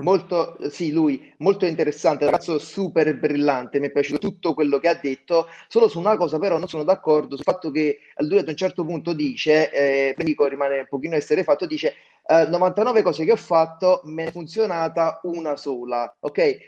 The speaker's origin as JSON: {"language": "Italian", "town": "Naples", "region": "Campania", "country": "Italy", "accent": "Campanian", "said": "io abito in provincia di Napoli, ok? Sono di Napoli"}